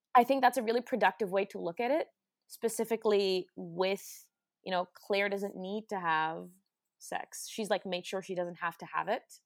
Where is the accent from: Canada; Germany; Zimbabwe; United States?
Germany; moved away; from Germany where I'm from